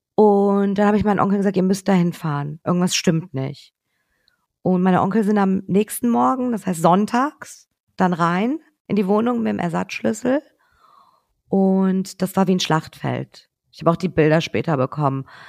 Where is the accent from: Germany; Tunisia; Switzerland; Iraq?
Germany; Cologne, North Rhine-Westphalia; also born or lived in Tehran, Iran; als Kölnerin